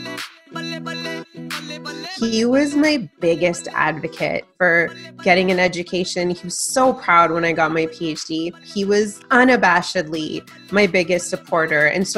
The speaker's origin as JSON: {"language": "English", "country": "Canada", "tie": "born or raised there", "first_language": "Punjabi", "second_language": "English", "said": "I was born a year after they came to Canada, and they raised me from scratch"}